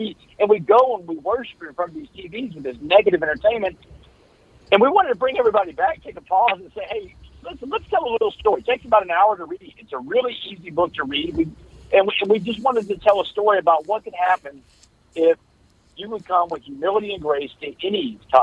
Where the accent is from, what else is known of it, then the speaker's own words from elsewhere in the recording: Texas, United States; we both played sports growing up in Texas